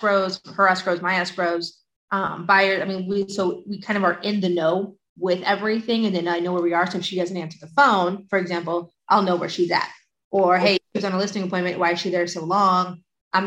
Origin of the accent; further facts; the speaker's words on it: Coto de Caza, California, United States; lived a very privileged childhood, was going to the country club and would ride my scooter right here down San Miguel